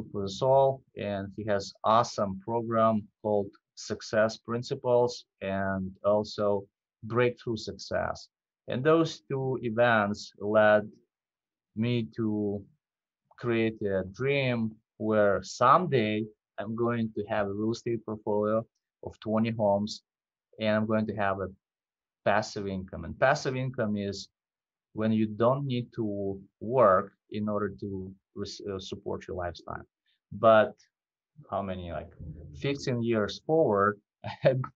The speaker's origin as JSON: {"language": "English", "country": "Belarus", "second_language": "English", "moved": "as an adult", "lives_now": "Minneapolis, United States", "said": "I came from Eastern Europe, from Belarus. I came to the U.S. in 2004"}